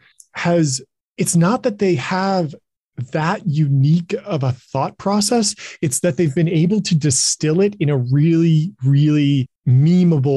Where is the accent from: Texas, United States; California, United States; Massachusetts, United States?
California, United States; Pasadena; also born or lived in Silicon Valley; I was born and raised in Pasadena, California, right near Los Angeles.